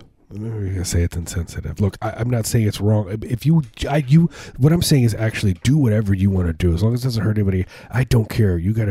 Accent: suburbs of Chicago, Illinois, United States; moved away; I grew up in the Midwest. I grew up, you know, suburbs of Chicago

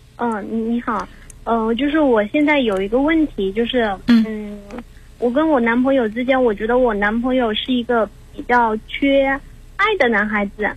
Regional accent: Hubei, China; 因为他是四川的，我是湖北的

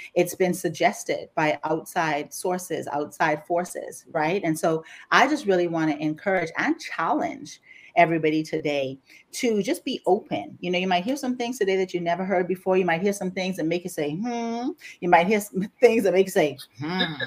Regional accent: Grand Bahama, Bahamas; now in Houston, United States; you're going to hear an accent today as we're talking because I was born and raised in the Bahamas, specifically Grand Bahama

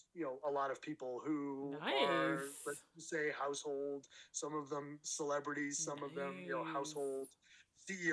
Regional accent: Massachusetts, United States; moved away as an adult; now in Colorado, United States; I grew up in Massachusetts

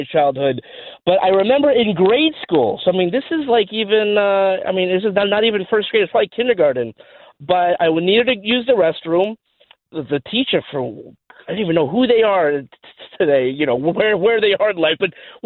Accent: Los Angeles, California, United States; I'm from Los Angeles

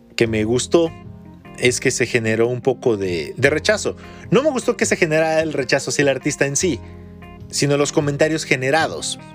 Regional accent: Mexico; los mexicanos actuales somos una mezcla de todo

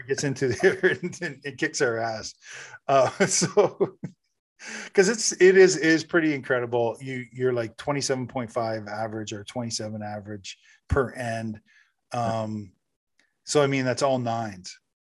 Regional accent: Canada; I'm, I'm Canadian

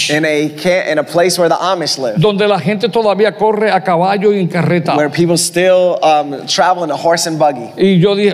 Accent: Puerto Rico; Yo soy puertorriqueño

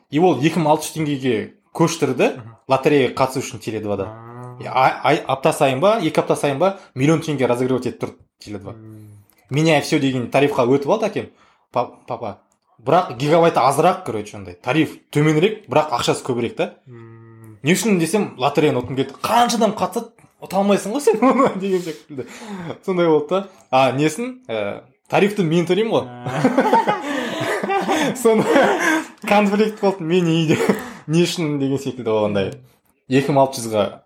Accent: Kazakhstan; осы жерден шыққаннан кейін қазақпыз

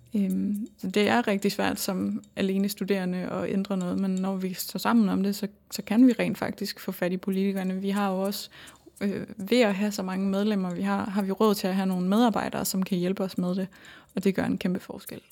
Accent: North Jutland, North Denmark Region, Denmark; accent: North Jutlandic; moved away as an adult; now in Aarhus, Denmark; jeg kommer fra Nordjylland, så jeg tror mere, det er den nordiske accent, der engang imellem får lov at slippe igennem.

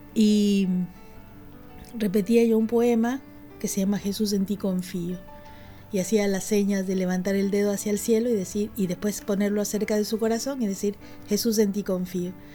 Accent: Lima, Peru; also born or lived in Iquitos, Peru; now in Buenos Aires, Argentina; Yo soy peruana, nací en Iquitos y bueno, me crié casi toda mi vida en Lima, en la capital del Perú, y ahora estoy acá.

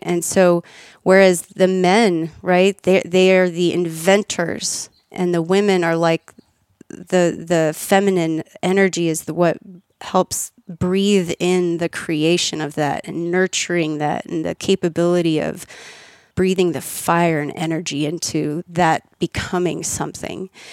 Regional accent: Austin, Texas, United States; also born or lived in Kansas / Virginia; I was born in Kansas, and then lived in Virginia, and then when I was ten, moved to Austin

